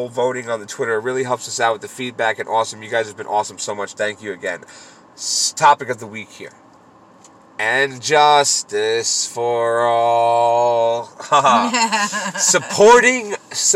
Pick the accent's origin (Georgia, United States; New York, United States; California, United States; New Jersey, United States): California, United States; moved away; San Diego, California, my home state.